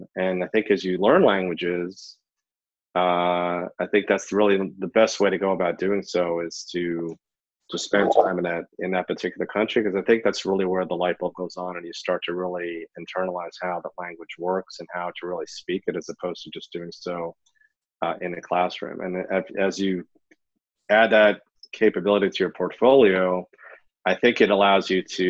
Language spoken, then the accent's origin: English; New York, United States; I grew up in New York, fluent in Hebrew